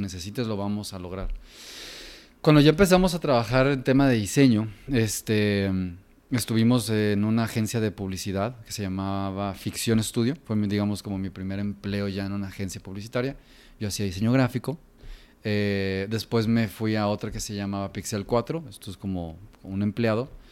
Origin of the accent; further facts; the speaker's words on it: Guadalajara, Jalisco, Mexico; Yo crecí aquí en Guadalajara toda mi vida.